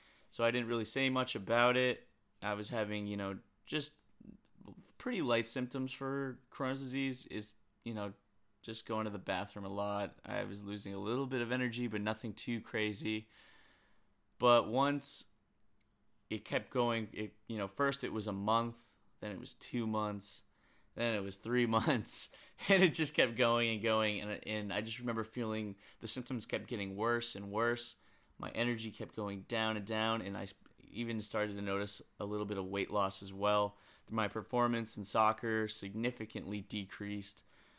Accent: New England, United States; I grew up in New England, and there was a huge ice storm in 2009.

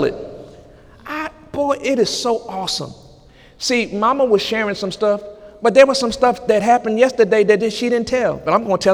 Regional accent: United States; I am an American citizen

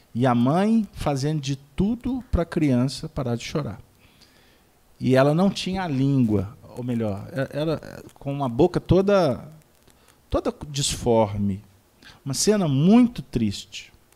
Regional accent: Dom Joaquim, Minas Gerais, Brazil; Lá na, no interior de Minas, lá na minha terra, Dom Joaquim

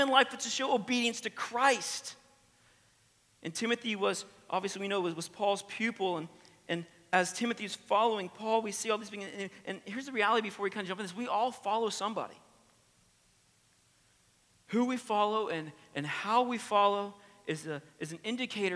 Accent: the American South, United States; accent: twang; I'm from the American South, all right? So if you hear the twang

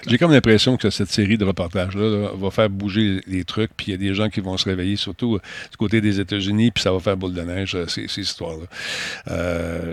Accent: Canada; je suis un Canadien

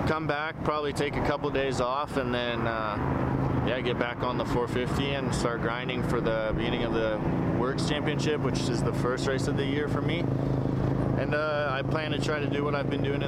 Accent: Canada; now in Hesperia, United States; as a Canadian

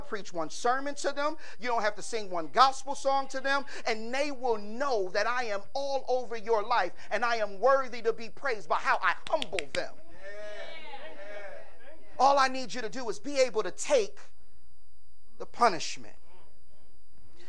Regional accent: Philadelphia, Pennsylvania, United States; Growing up in South Philly

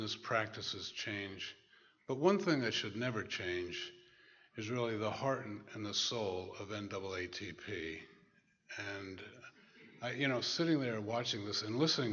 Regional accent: New Jersey, United States; moved away as an adult; now in Massachusetts, United States; I'm from New Jersey

